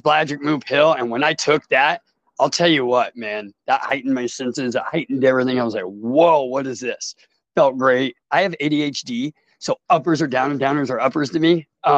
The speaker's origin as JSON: {"language": "English", "town": "Portland", "region": "Oregon", "country": "United States", "tie": "born or raised there", "said": "I'm from Portland, Oregon. Yeah. And I grew up in Portland, Southeast Portland, Oregon"}